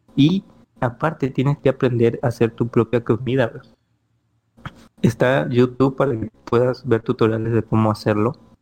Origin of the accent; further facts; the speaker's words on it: Ciudad del Carmen, Campeche, Mexico; moved away as an adult; now in Playa del Carmen, Mexico; yo soy originario de Ciudad Carmen, Campeche, donde somos nosotros, todos nosotros tres.